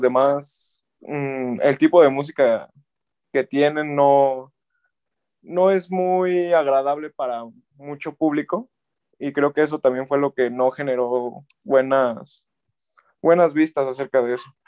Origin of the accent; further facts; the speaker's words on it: Mexico; yo como mexicano